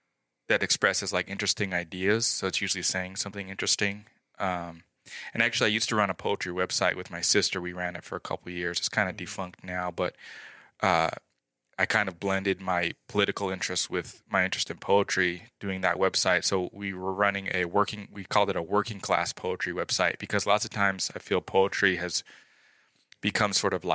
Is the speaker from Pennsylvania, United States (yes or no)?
no; Rigby, Idaho, United States; moved away as an adult; also born or lived in Utah; I grew up in Rigby.